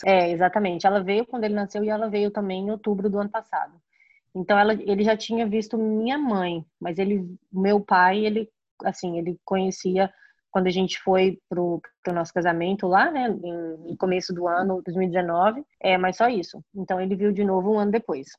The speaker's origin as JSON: {"language": "Portuguese", "town": "Goiânia", "region": "Goiás", "country": "Brazil", "moved": "yes", "lives_now": "Chicago, United States", "said": "eu sou de Goiânia."}